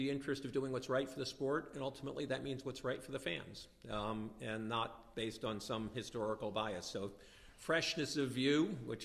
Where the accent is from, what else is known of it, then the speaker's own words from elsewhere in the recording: United States; as an American